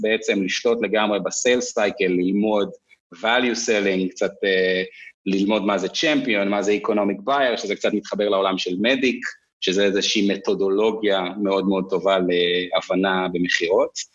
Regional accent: Kfar Tavor, Northern District, Israel; moved away as an adult; also born or lived in Kibbutz Beit Alfa / New York, United States; אני בן קיבוץ בטלפה במקור, גדלתי אחרי זה בכפר תבור

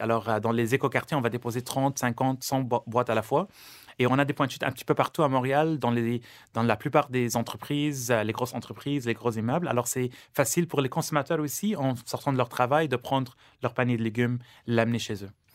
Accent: Lebanon; born or raised there; now in Canada

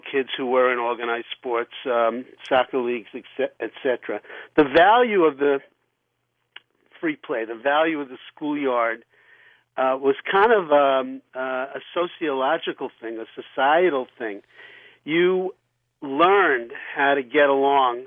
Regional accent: New York City, New York, United States; now in Oceanside, United States; I grew up in Brooklyn. I lived in the schoolyards playing ball

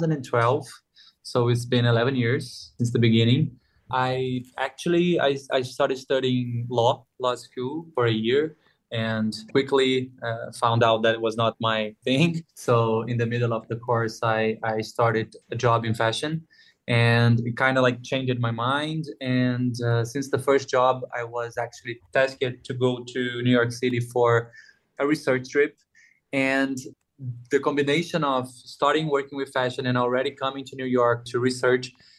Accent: Rio de Janeiro, Brazil; also born or lived in São Paulo; I was born in Rio, raised in Rio. I'm still living in Rio.

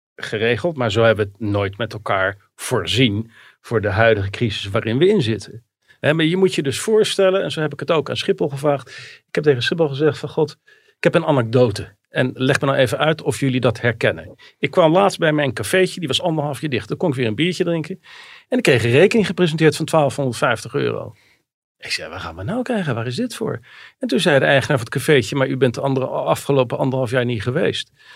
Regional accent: Rotterdam, South Holland, Netherlands; Rotterdam, waar ik geboren ben

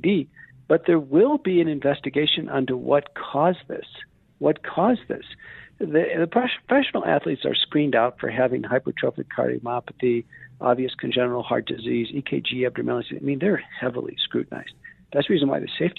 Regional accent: Buffalo, New York, United States; I grew up in Buffalo, New York

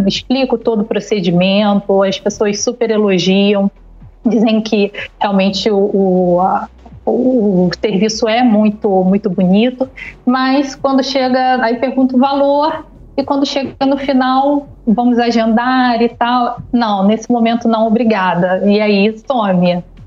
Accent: Niterói, Rio de Janeiro, Brazil; sou de Niterói, no Rio de Janeiro.

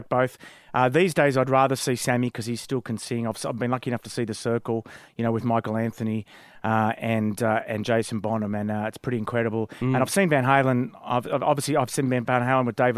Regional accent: Wollongong, New South Wales, Australia; I came from Wollongong, liked rugby league, and applied for a job at Kerrang

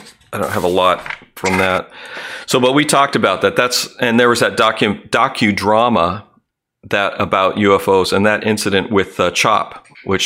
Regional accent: the West, United States; where we grew up out in the West

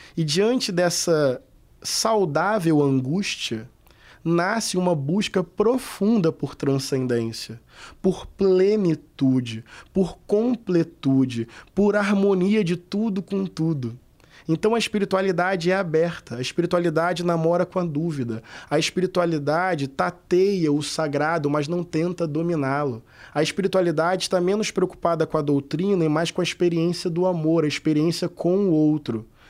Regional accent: Brazil; Eu sou brasileiro

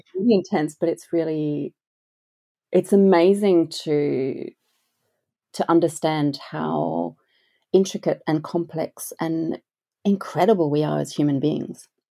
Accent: France; moved away; I grew up in France

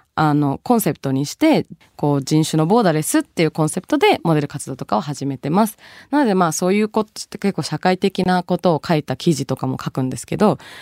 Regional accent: Tokyo, Japan; born or raised there; also born or lived in Bangladesh

